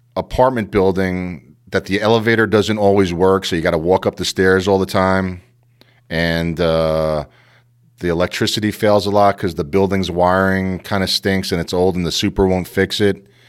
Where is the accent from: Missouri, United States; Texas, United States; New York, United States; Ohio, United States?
New York, United States; New York City; moved away as an adult; I was brought up in Queens